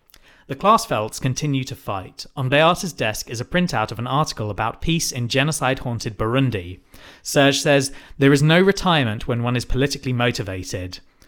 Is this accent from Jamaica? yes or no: no; United Kingdom; we are white British people.